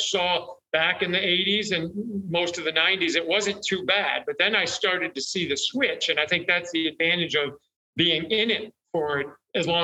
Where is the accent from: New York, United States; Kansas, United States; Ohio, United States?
New York, United States; I'm from New York